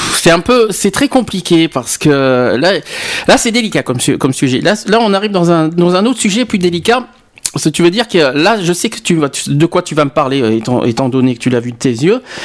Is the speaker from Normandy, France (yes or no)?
no; Bordeaux, Nouvelle-Aquitaine, France; quand j'étais petit, à Bordeaux